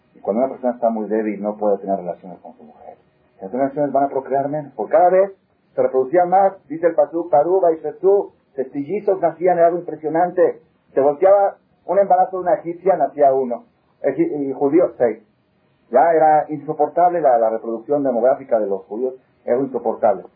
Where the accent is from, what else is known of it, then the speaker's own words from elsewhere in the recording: Mexico; somos muy mexicanos